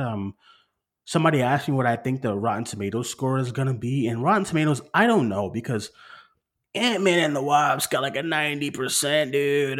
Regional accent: Boston, Massachusetts, United States; moved away; I'm far from Boston now, far from home

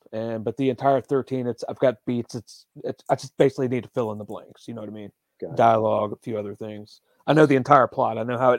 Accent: Greece; Like, I'm from Greece, and like, in this issue, but later on, there's a character from Greece, and he's excited.

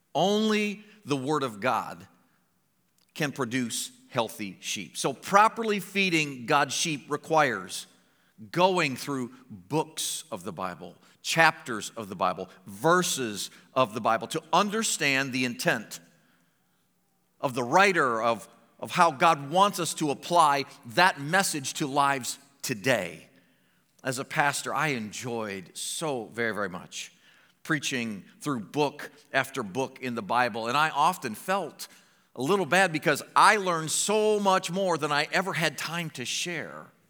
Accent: Findlay, Ohio, United States; moved away as an adult; also born or lived in Medina, Ohio / Springfield, Missouri; I was born in Finley

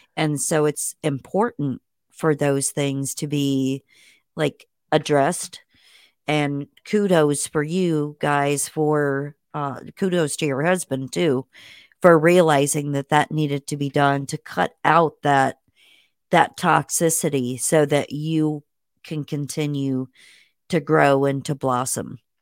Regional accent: Indiana, United States; moved away; I was born in Indiana

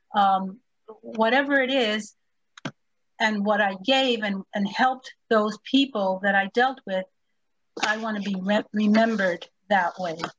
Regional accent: New York City, New York, United States; English is a second language; also born or lived in Puerto Rico; I was raised in New York City, and we lived across we lived in a building across the street, and across the street there was this big sign etched into the cement that said "Knowledge is power." And at that time, I, I didn't speak English. I was born in Puerto Rico

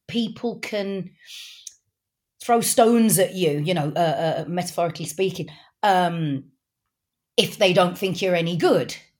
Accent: Wolverhampton, West Midlands, United Kingdom; accent: Wolverhampton; I'm actually a Wolverhamptoner, which is just, you know, not far up the road from Birmingham.

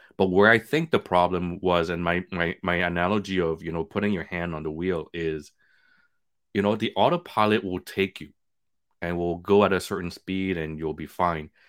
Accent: Montreal, Quebec, Canada; moved away as an adult; also born or lived in Vietnam; now in Toronto, Canada; We grew up in Montreal with nothing.

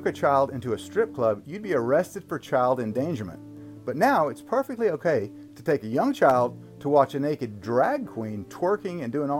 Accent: Dallas, Texas, United States; also born or lived in Waco; That video was taken in my hometown, Dallas. Gross. And right down I-35 in Waco, where I went to college at Baylor

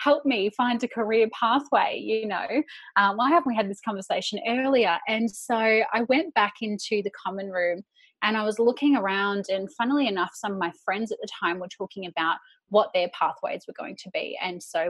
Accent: Bayside Peninsula, Melbourne, Victoria, Australia; moved away as an adult; also born or lived in Sydney; I finished year 12 and I went and I moved straight into the city from the Bayside Peninsula

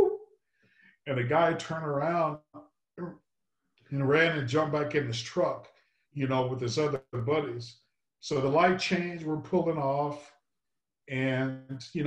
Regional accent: Texas, United States; moved away; I grew up in Texas

